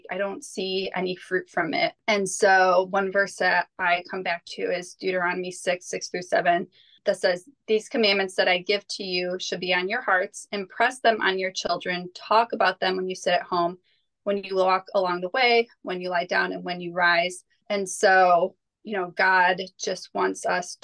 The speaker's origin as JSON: {"language": "English", "country": "United States", "said": "as an American homeschooling mom of five"}